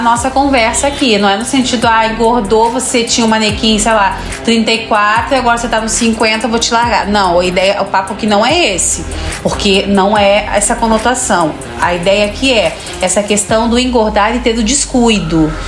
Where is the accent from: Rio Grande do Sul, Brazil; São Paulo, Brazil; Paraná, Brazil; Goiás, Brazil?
Rio Grande do Sul, Brazil; eu sou gaúcho